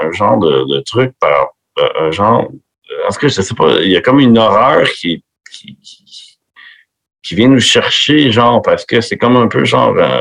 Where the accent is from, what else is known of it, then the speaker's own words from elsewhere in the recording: Quebec, Canada; accent: Québécois; also born or lived in Florida; mon accent québécois